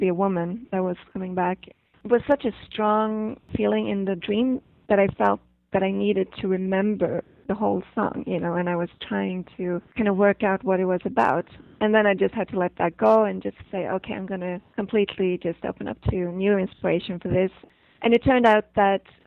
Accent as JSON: {"language": "English", "country": "Sweden", "tie": "born or raised there", "also_born_or_lived": "São Paulo, Brazil", "said": "I have Swedish parents, and they lived there for 7 years. And then when I was two, I came to Sweden"}